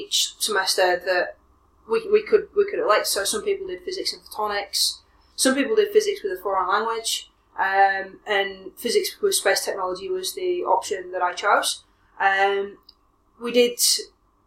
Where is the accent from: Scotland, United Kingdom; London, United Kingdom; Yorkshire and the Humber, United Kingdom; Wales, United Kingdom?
Yorkshire and the Humber, United Kingdom; Leeds; moved away as an adult; also born or lived in Manchester; now in Australia; I grew up in Leeds in the north of England